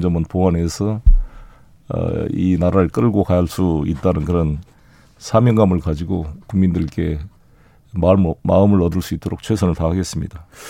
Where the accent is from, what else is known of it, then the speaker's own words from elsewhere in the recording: South Jeolla, South Korea; 제 고향인 전남